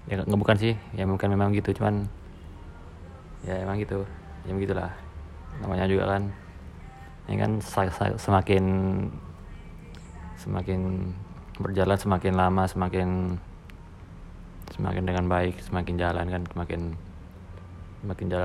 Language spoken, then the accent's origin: Indonesian; Mojokerto, East Java, Indonesia; Gue dari Mojokerto